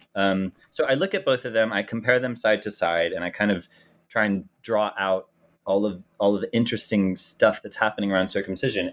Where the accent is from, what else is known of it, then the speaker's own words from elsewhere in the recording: United States; as an American and as a Jew